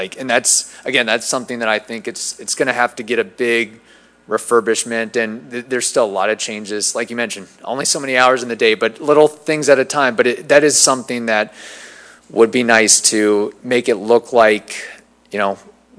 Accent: New Jersey, United States; born there; also born or lived in Indiana; now in Zephyrhills, United States; I was born in New Jersey, lived in Indiana, moved to Florida like so many other people have done.

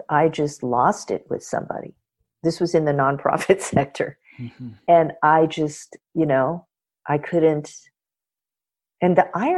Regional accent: Los Angeles, California, United States; having been born and raised in Los Angeles, but coming from a culture that, you know, is across the Pacific

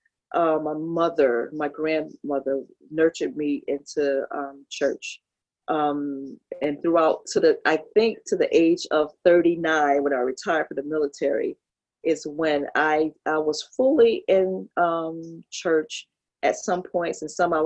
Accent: New York City, New York, United States; moved away as an adult; also born or lived in Kinston, North Carolina; now in Peru; I was born in Brooklyn and I left at the age of 5 because my mother and father had separated

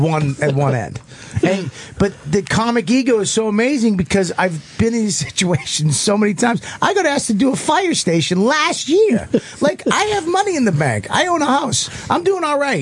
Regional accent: Boston, Massachusetts, United States; I'm from Boston.

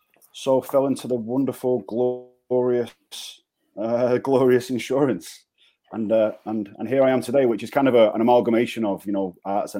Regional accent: Manchester, North West England, United Kingdom; moved away; I'm from Manchester, back in the UK

